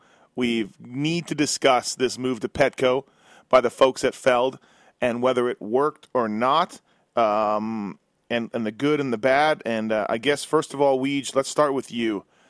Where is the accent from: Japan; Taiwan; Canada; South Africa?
Canada; now in United States; I've been here a long time, but I'm still Canadian